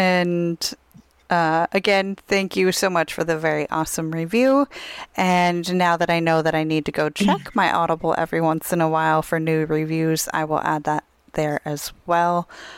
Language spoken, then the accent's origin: English; Tucson, Arizona, United States; one of the options is to go to Tucson, Arizona, which is my hometown.